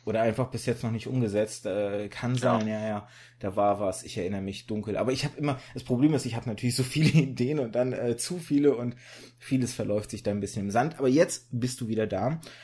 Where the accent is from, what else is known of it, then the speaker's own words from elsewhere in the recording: Germany; also born or lived in Kazakhstan / Russia; Ich bin immer in Deutschland groß geworden